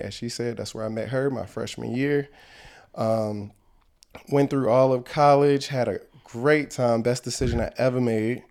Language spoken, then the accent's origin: English; Ahoskie, North Carolina, United States; also born or lived in California; my mom moved us back to North Carolina, to the small town where our family was. I was raised there